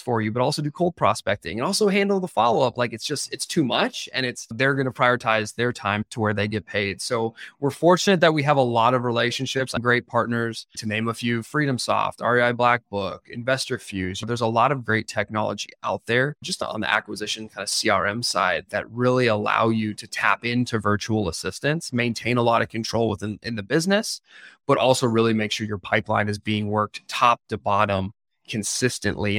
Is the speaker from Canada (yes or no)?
yes; Canada; now in United States; I'm from Canada